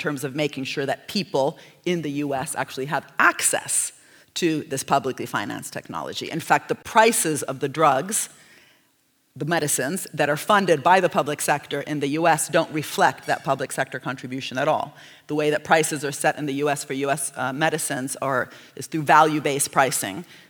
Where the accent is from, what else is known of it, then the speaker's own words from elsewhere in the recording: Italy; I'm from Italy